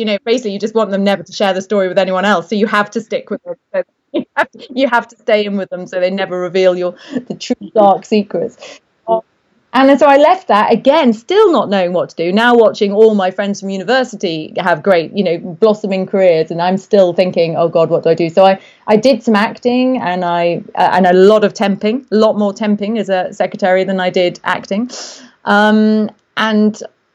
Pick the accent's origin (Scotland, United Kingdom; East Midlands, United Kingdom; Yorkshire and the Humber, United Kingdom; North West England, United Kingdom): East Midlands, United Kingdom; Derby; Well, I grew up in the Midlands, north of England, a place called Derby.